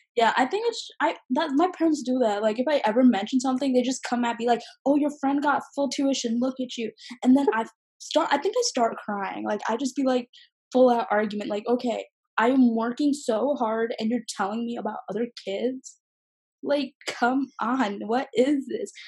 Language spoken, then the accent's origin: English; Dearborn, Michigan, United States; also born or lived in Canton, Michigan / Bengaluru, India; now in Ohio, United States; I was born in Dearborn